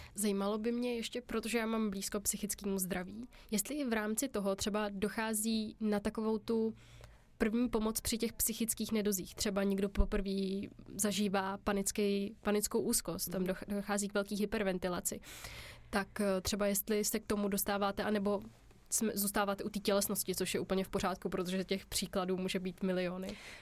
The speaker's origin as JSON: {"language": "Czech", "country": "Czechia", "said": "my jsme Češi takový hodně solidární"}